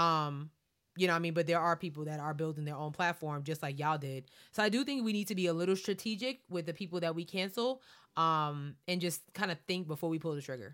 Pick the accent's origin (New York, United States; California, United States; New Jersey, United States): New York, United States; Baldwin; we grew up in Baldwin, which was a very, very diverse town